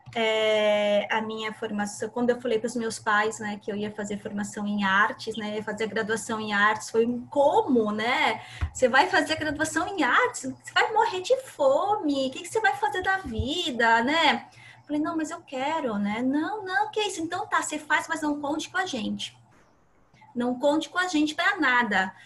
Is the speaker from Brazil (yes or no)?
yes; Santa Catarina, Brazil; moved away as an adult; now in Santos, Brazil; sou de Santa Catarina então, sempre atuei lá. Estou morando aqui em Santos há cinco anos